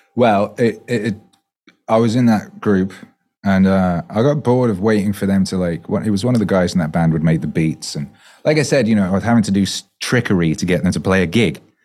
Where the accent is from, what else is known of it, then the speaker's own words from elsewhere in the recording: Wales, United Kingdom; moved away; also born or lived in West Bromwich, England; I was born there and we moved to Wales when I was two, so I grew up in Wales, so, you know, I learned to speak Welsh